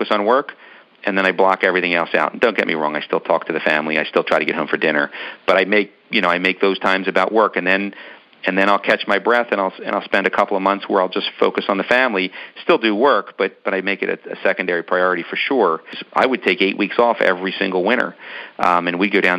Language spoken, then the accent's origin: English; Philadelphia, Pennsylvania, United States; we're from Philadelphia